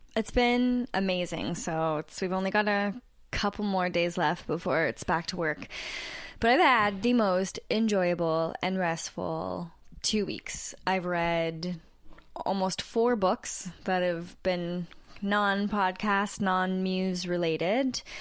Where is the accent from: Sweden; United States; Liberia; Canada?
Canada; also born or lived in Toronto; we're two Canadian podcasters in Toronto